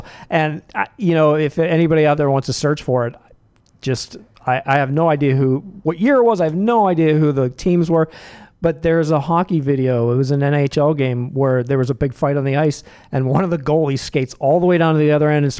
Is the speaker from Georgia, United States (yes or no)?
no; Pittsburgh, Pennsylvania, United States; now in Boston, United States; I grew up in Pittsburgh. We didn't even have a basketball team. Right. So I grew up used to not watching basketball. And I've been living in Boston longer than I lived in Pittsburgh.